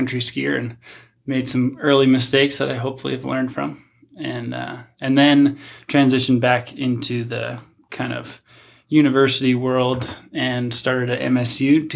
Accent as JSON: {"language": "English", "region": "New England", "country": "United States", "tie": "born or raised there", "also_born_or_lived": "Anchorage, Alaska", "moved": "as an adult", "said": "I grew up in New England, so not in the big mountains"}